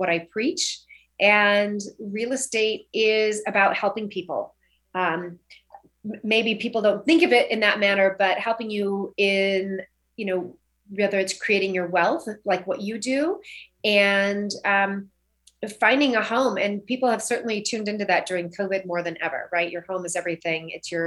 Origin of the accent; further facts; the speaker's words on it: Orcutt, California, United States; also born or lived in Santa Ynez Valley / Napa; now in Santa Barbara, United States; I'm from a little town called Old Orchid, so that's North Santa Barbara County, and grew up on 3.5 acres